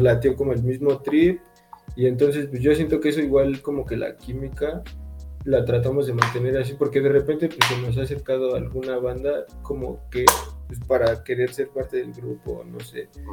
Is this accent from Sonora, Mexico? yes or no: no; Ecatepec, State of Mexico, Mexico; yo soy de Catepec